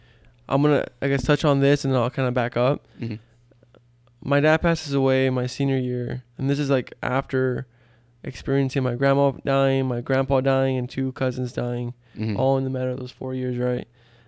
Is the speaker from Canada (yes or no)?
no; Texas, United States; You know, growing up in South Texas, not a lot of opportunity there, according to statistics.